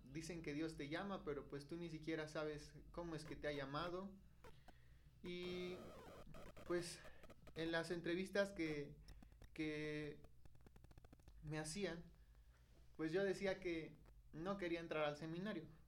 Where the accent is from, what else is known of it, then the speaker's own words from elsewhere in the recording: Atotonilco el Grande, Hidalgo, Mexico; Soy originario de aquí de Atotonilco, el Gran Hidalgo